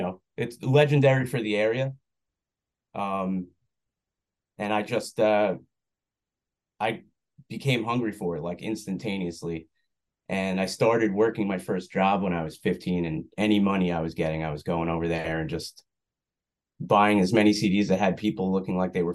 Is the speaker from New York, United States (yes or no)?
yes; West Islip, New York, United States; I am. Yeah, I grew up in West Islip, which is a little town sandwiched in between Bayshore and Babylon.